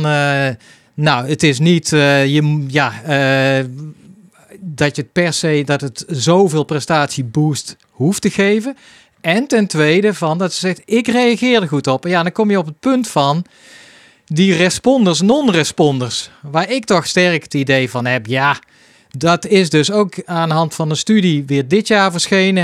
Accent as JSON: {"language": "Dutch", "town": "Hilvarenbeek", "region": "North Brabant", "country": "Netherlands", "tie": "born or raised there", "said": "Hilvarenbeek, mijn geboortedorp"}